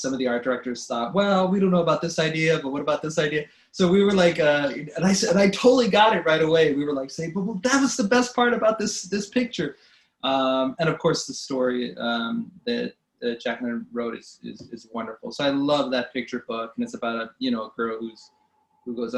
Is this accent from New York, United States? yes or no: no; California, United States; moved away; I'm originally from California